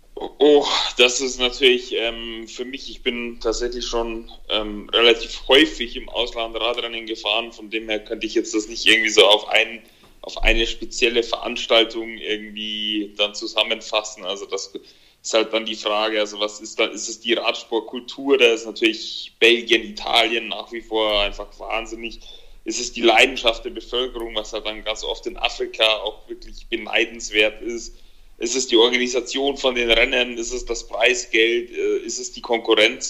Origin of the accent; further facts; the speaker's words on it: Germany; hier bei uns in Deutschland, in Europa